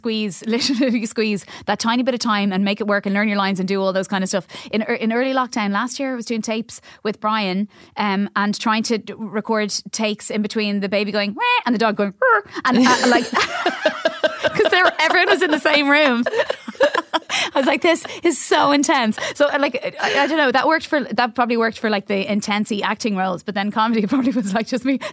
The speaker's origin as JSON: {"language": "English", "town": "Cabinteely", "region": "Leinster", "country": "Ireland", "tie": "born or raised there", "said": "Oh, sorry, I grew up in Cabinteely."}